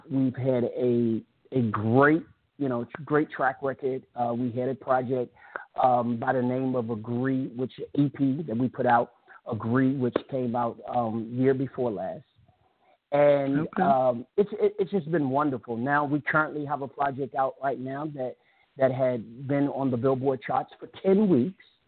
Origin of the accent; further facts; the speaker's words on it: Richmond, Virginia, United States; I'm from Richmond, Virginia